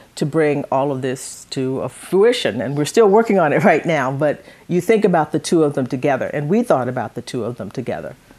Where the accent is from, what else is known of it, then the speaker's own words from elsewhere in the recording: Conroe, Texas, United States; also born or lived in Livingston, Texas; I grew up in, in, in Conroe.